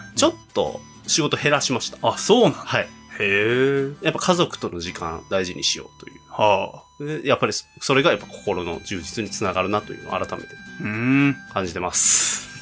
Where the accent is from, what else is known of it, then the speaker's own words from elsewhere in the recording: Osaka, Japan; moved away; 大阪出身なんですが、大阪にいつも帰 省を夏はするっていうのが恒例なんですけど